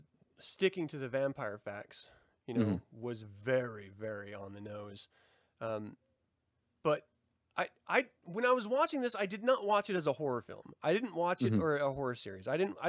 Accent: Salem, Utah, United States; I grew up in Salem, Utah, when there was little to no population. I know church people like that.

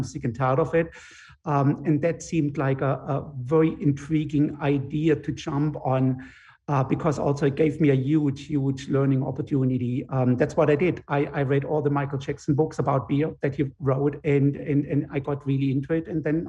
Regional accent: Germany; moved away as an adult; now in Connecticut, United States; I grew up in Germany

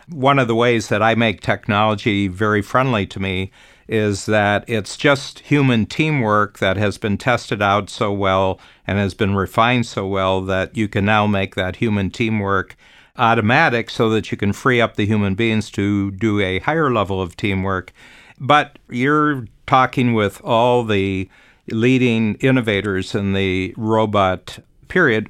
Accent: United States; moved away; I'm born American, but I've actually lived outside of the U S for forty-four years now.

